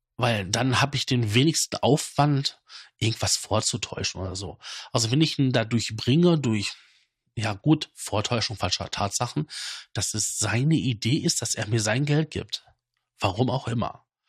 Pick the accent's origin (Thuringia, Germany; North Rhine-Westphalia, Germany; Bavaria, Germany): North Rhine-Westphalia, Germany; Datteln; bei uns in Datteln